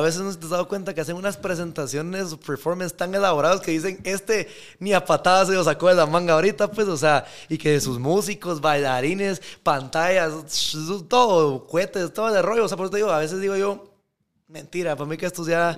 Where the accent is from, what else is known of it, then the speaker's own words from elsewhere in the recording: Guatemala; yo soy de Guatemala